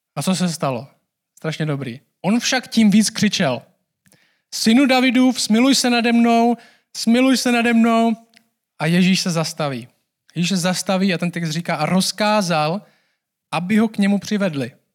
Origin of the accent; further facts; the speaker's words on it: Czechia; my jako Češi